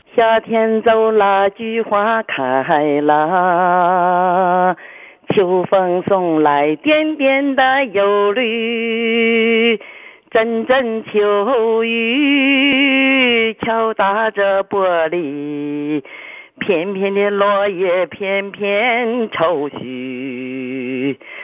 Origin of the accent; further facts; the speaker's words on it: Shandong, China; accent: Shandong; now in Shenyang, China; 我老家是山东人